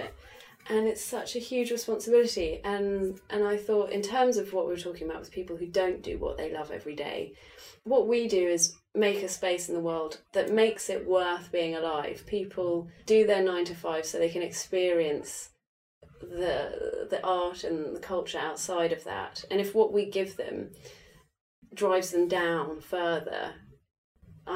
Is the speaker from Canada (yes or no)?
no; England, United Kingdom; moved away; I'm from England